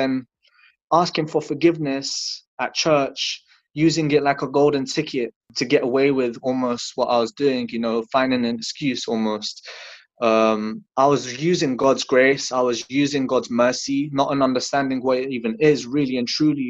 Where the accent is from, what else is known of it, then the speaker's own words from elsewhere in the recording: London, United Kingdom; also born or lived in Latvia; I was born in Latvia. I came to London when I was 2 years old.